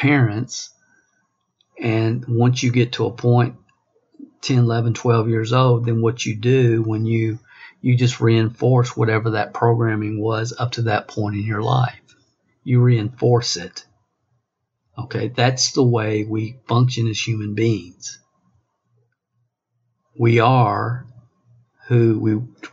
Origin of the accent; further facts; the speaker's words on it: Kentucky, United States; I was raised in small town Kentucky, population 400